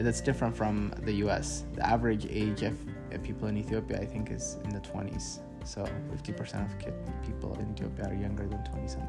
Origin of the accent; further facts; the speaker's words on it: United States; I am from America. And the best country in the world.